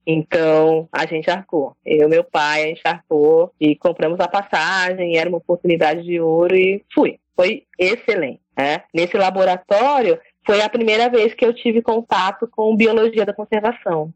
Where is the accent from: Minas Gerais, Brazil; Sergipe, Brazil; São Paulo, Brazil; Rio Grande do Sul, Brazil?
São Paulo, Brazil; moved away as an adult; also born or lived in Teodoro Sampaio / Capão Bonito; ali da periferia de São Paulo, da zona sul de São Paulo, uma região periférica. Cresci ali, passei minha infância em São Paulo